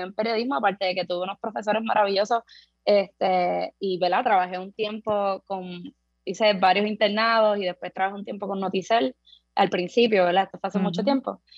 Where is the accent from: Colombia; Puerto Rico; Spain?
Puerto Rico; San Juan; Yo soy de Buenavista Torre, que es una de las del caño